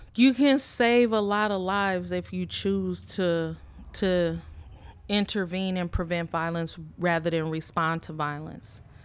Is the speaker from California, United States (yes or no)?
yes; Richmond, California, United States; I grew up in Richmond, um, Richmond, California